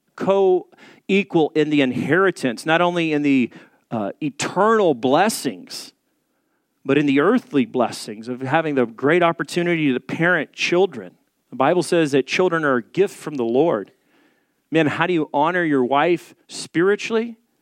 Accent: the South, United States; I'm from the South, so we drink sweet tea.

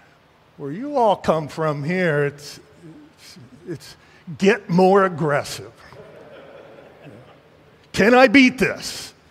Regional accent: New Jersey, United States; also born or lived in New England; now in Philadelphia, United States; You know, I'm from New England and New Jersey.

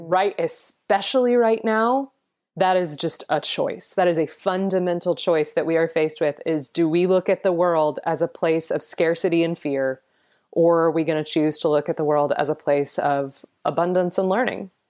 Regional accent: Atlanta, Georgia, United States; I was born in Atlanta

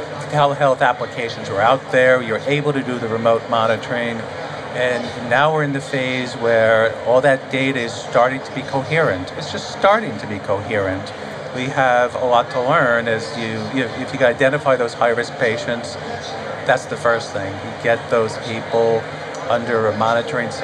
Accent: New York, United States; moved away; it's my hometown there in New York

